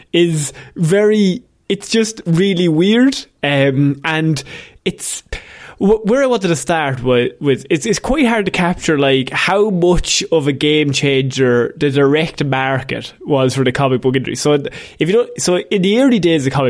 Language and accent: English; Ireland; we grew up in Christian Ireland